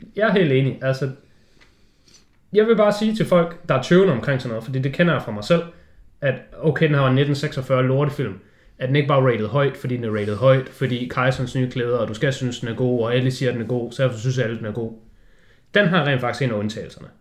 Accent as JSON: {"language": "Danish", "country": "Denmark", "said": "du sidder som dansker"}